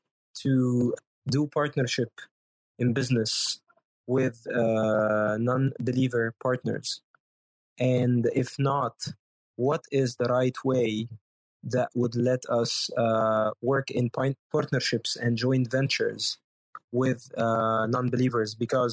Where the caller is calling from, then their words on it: Cairo, Cairo Governorate, Egypt; English is a second language; I'm speaking from Cairo, Egypt, and I'm a commercial pilot